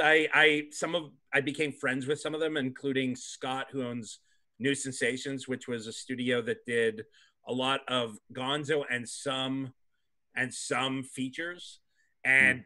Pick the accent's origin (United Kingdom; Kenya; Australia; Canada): Canada; moved away as an adult; now in United States; I'm from Canada